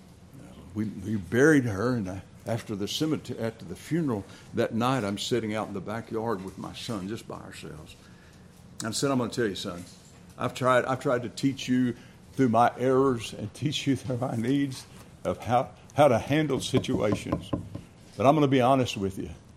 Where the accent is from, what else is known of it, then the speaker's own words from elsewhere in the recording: Dallas, Texas, United States; I was raised in Dallas, Texas